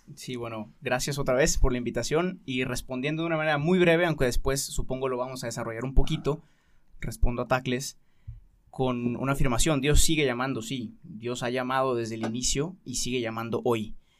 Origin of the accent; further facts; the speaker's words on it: Guadalajara, Jalisco, Mexico; hice un año de universidad aquí en Guadalajara, soy de Guadalajara